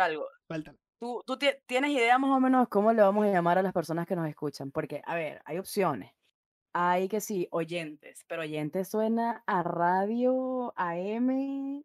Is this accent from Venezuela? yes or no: yes; Venezuela; now in Santiago, Chile; soy igual venezolana y estoy ahora mismo en Santiago de Chile